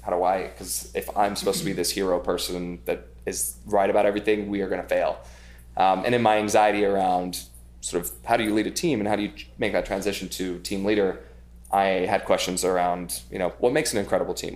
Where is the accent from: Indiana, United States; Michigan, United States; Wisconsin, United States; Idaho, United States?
Idaho, United States; now in New York, United States; I grew up in Idaho